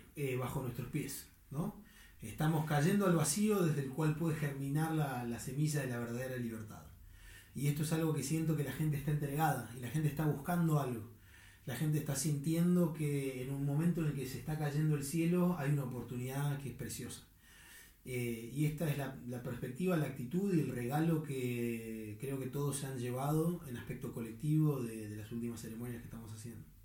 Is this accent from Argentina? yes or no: yes; Argentina; en mi propia argentinidad